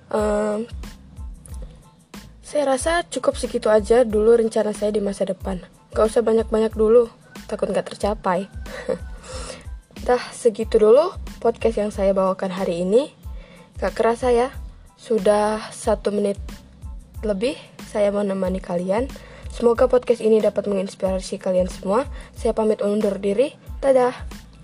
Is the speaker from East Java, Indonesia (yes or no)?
no; Way Kanan Regency, Lampung, Indonesia; asal dari Kabupaten Wekanan Lampung